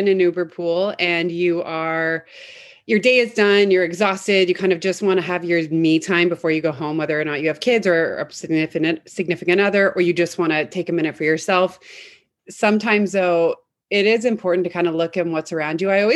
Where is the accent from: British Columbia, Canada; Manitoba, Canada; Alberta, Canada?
British Columbia, Canada; Vancouver; now in San Francisco, United States; I'm from Vancouver, Canada originally